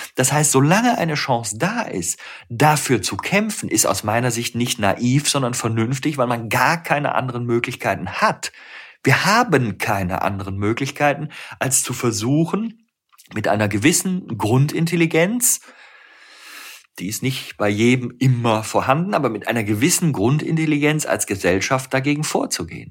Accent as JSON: {"language": "German", "region": "Rhineland", "country": "Germany", "tie": "born or raised there", "said": "ich bin ja Rheinländer, ich bin im Rheinland geboren"}